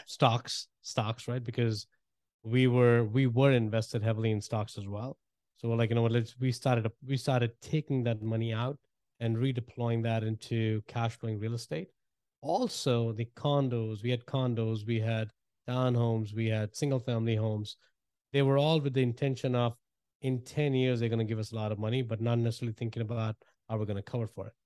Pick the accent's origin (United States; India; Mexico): India; moved away as an adult; I grew up in India and, uh, moved here a while back, man, about twenty-two years ago